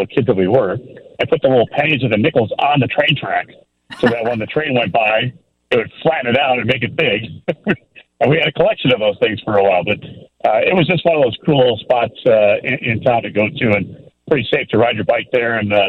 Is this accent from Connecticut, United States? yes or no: no; Glenview, Illinois, United States; my hometown. Actually, my parents moved there when I was 2 years old, and then they just recently left the fine village of Glenview. So, yeah, I spent the better part of my formative years there in Glenview.